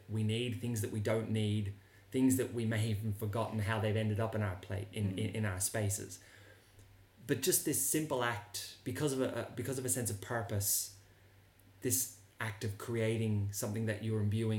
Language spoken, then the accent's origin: English; Ireland; now in Sydney, Australia; I'm Irish